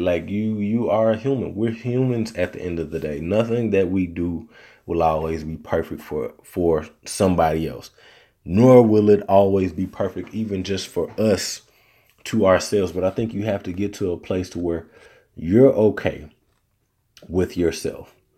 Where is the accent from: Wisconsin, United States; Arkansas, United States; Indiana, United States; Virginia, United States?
Arkansas, United States; accent: Southern; moved away as an adult; now in Texas, United States